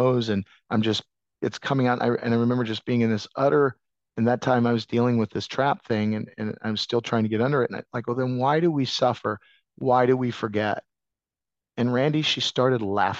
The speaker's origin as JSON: {"language": "English", "region": "Iowa", "country": "United States", "said": "I come from Iowa"}